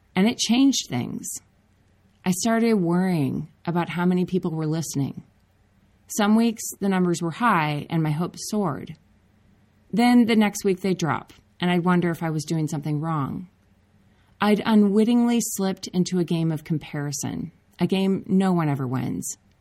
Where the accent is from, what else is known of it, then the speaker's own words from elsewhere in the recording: Minnesota, United States; Andrew and I grew up together in Minnesota